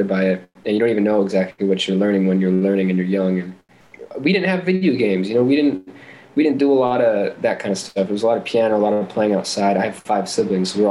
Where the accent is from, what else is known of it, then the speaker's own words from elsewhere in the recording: Portland, Oregon, United States; I grew up in the Portland area